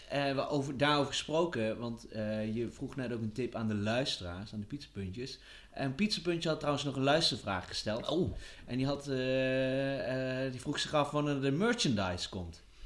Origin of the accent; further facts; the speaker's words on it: Netherlands; wij als Nederlander